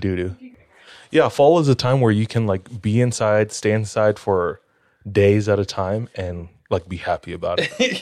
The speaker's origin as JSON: {"language": "English", "region": "Hawaii", "country": "United States", "moved": "yes", "lives_now": "Utah, United States", "said": "I'm from Hawaii"}